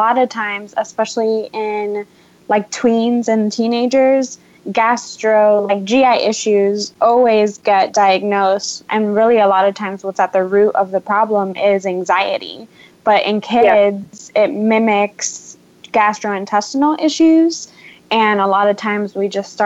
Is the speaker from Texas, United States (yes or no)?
no; Miami, Florida, United States; moved away; my hometown, Miami, Florida